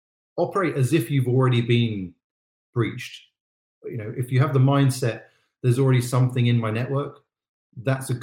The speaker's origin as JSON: {"language": "English", "country": "United Kingdom", "said": "I'm British"}